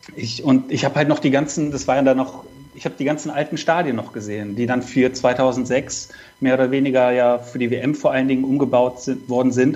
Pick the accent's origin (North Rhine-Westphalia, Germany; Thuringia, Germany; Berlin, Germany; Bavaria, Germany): North Rhine-Westphalia, Germany; Cologne; als gebürtiger Kölner